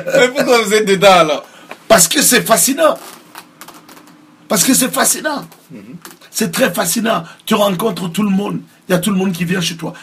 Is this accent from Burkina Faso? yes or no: yes; Ouagadougou, Centre, Burkina Faso; moved away as an adult; now in United States; je suis né à Ouaga, j'ai grandi à Ouaga